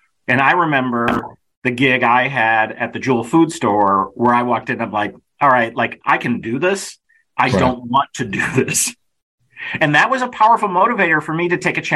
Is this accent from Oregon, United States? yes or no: no; Kenilworth, Illinois, United States; I grew up in Kenilworth, Illinois